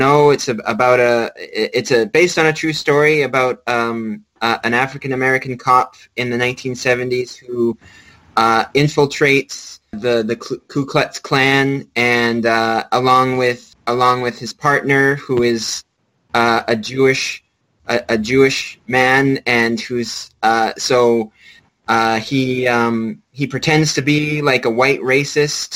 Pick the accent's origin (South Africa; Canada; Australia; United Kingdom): Canada; I'm Canadian